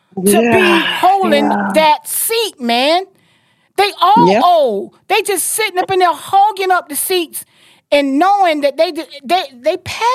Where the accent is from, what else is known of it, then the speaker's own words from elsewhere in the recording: Jacksonville, Florida, United States; I'm from Duval.